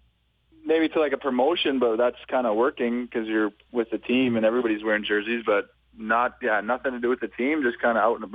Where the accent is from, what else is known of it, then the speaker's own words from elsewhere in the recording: Yorkton, Saskatchewan, Canada; also born or lived in Edmonton; now in Los Angeles, United States; I did 4 years in my hometown of Yorkton, Saskatchewan, and then I moved it to Saskatoon.